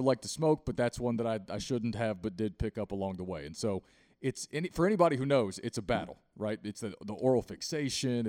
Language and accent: English; Southwest Virginia, United States; now in Charlotte, United States; I grew up in the mountains in South West Virginia